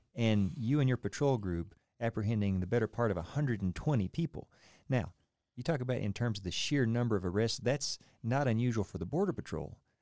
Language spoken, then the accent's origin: English; Oklahoma, United States; moved away; I came from Oklahoma, about as, as, as central as you can get